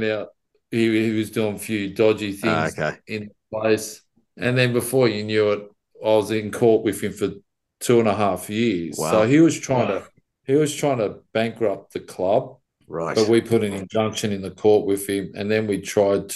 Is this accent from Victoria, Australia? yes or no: no; Sydney, New South Wales, Australia; being an Aussie